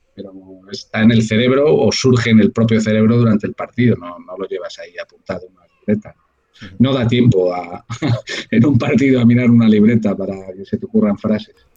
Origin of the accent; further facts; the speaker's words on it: Valladolid, Castile and León, Spain; moved away as an adult; now in Madrid, Spain; allí en Valladolid, que es de donde yo soy